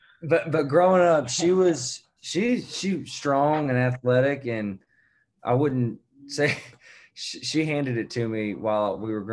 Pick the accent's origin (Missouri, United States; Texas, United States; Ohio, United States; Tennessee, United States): Tennessee, United States; Memphis; I'm from Memphis.